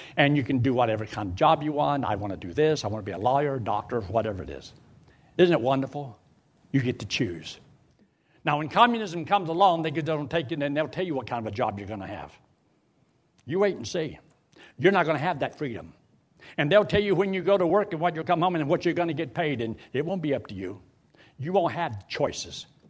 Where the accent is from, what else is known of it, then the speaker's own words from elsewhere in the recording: United States; As an American citizen born here in America